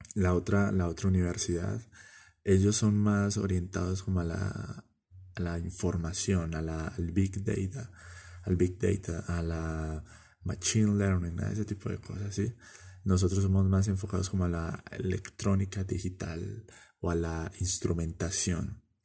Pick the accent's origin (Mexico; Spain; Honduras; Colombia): Colombia; Medellín, Antioquia; En mi país, Colombia